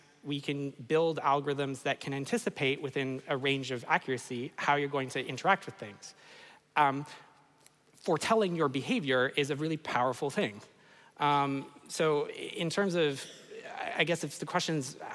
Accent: Canada; I'm from Canada

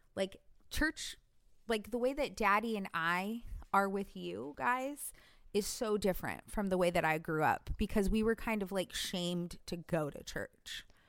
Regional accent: California, United States; moved away as an adult; That's where I grew up in Cali

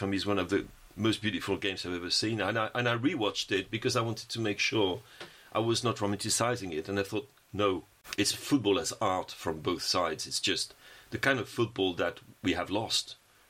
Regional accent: France

